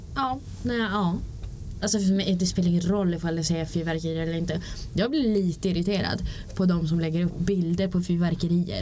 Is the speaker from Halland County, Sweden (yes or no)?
no; Luleå, Norrbotten County, Sweden; moved away as an adult; jag var ju bara hemma i Luleå i sex dagar